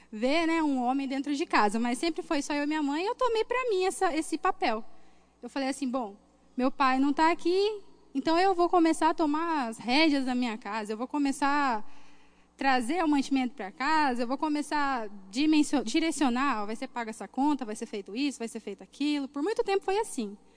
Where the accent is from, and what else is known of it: Cuiabá, Mato Grosso, Brazil; born or raised there